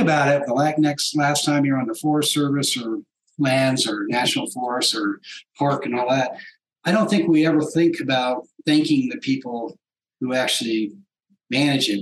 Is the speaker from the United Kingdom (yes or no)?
no; New England, United States; moved away; also born or lived in Washington, D.C.; growing up in New England area.